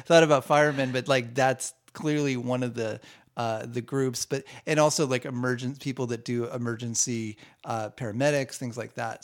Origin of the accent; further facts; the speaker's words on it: Southern California, United States; I grew up in Southern California